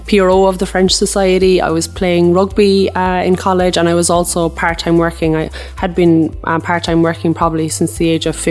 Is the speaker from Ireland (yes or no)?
yes; Cork, Munster, Ireland; Growing up in Cork, I had two younger brothers